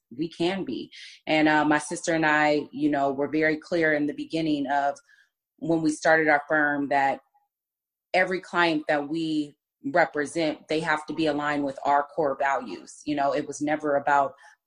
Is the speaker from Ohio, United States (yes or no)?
no; Bay Area, California, United States; We're from the Bay Area